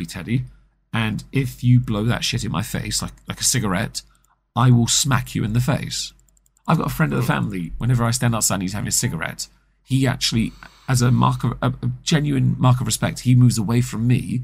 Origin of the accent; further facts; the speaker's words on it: England, United Kingdom; I'm English